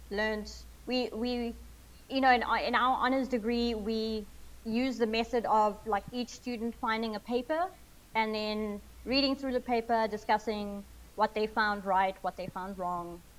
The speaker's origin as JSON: {"language": "English", "country": "South Africa", "tie": "born or raised there", "said": "growing up in South Africa, there's a lot of pressure to get a job that pays after you finish um, university"}